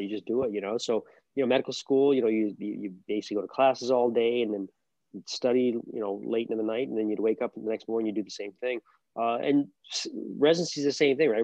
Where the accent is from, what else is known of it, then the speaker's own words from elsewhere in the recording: Albany, New York, United States; moved away as an adult; also born or lived in Boston / Texas / California / San Diego; now in Buffalo, United States; I grew up in Albany